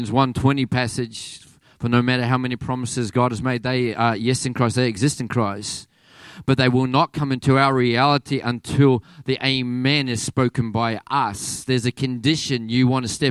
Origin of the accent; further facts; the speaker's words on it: Australia; accent: Aussie; my Aussie accent